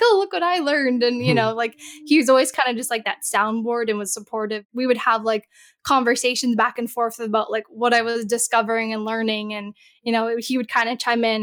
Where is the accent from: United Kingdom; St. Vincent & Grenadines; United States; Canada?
Canada; I'm from Canada